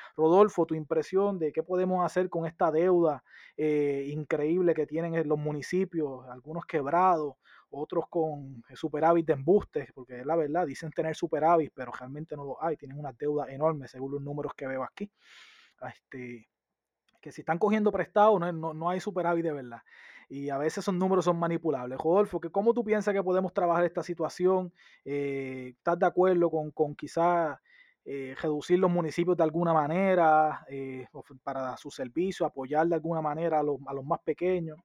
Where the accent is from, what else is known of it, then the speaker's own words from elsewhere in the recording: San Sebastián, Puerto Rico; yo soy del oeste y de la montaña